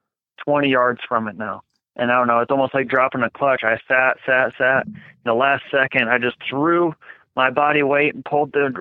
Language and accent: English; Michigan, United States; moved away; also born or lived in Chicago; I'm from Michigan